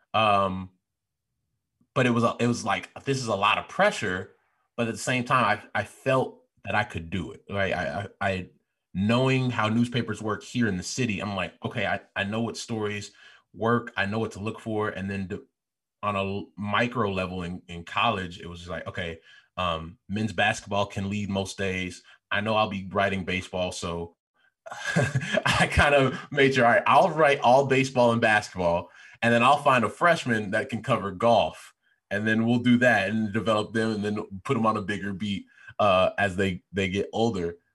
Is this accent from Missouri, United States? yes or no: no; Chicago, Illinois, United States; I was the guy from Chicago talking all loud